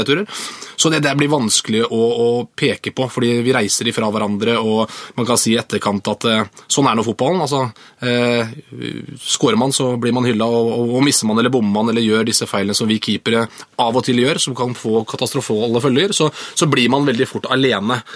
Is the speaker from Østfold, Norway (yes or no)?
yes; Moss, Østfold, Norway; also born or lived in Sarpsborg; Jeg er østfolding, men jeg er også mossing.